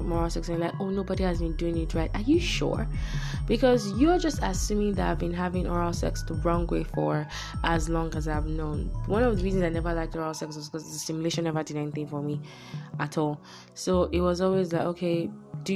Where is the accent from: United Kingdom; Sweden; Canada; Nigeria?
Nigeria; I'm Nigerian